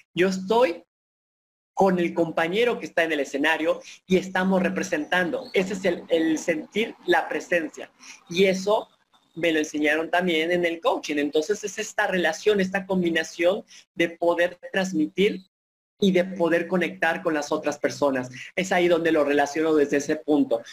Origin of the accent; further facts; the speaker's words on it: Papantla, Veracruz, Mexico; traigo de mi tierra, de sentirme orgulloso papanteco, sentirme orgulloso veracruzano, pero sobre todo mexicano